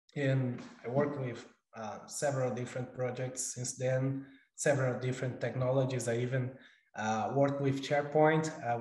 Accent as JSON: {"language": "English", "region": "São Paulo", "country": "Brazil", "also_born_or_lived": "Auckland, New Zealand", "moved": "as an adult", "lives_now": "United States", "said": "I'm originally from Brazil, São Paulo, Brazil, actually. But I've been living in the U.S. almost 3 years"}